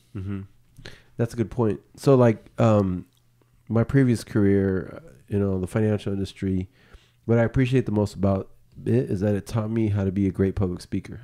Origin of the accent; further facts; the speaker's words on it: Bay Area, California, United States; we grew up in the Bay Area